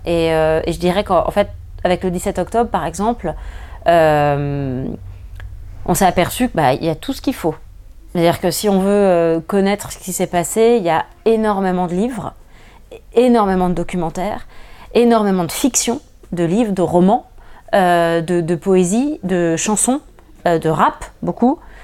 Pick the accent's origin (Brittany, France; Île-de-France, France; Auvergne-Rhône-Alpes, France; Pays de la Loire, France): Île-de-France, France; Paris; je, suis parisienne d'origine, j'ai grandi à Paris